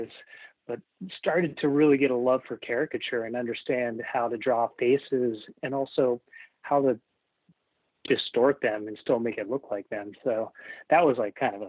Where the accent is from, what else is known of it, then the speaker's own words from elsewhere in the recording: Ohio, United States; moved away as an adult; also born or lived in New York; now in Seattle, United States; out of Ohio and move to New York